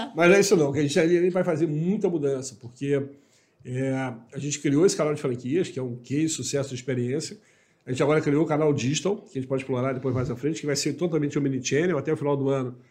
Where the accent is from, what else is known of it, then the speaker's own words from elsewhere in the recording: Rio de Janeiro, Brazil; moved away as an adult; now in Igrejinha, Brazil; eu, como carioca, agora estou no sul do país, né? Eu estou em Igrejinha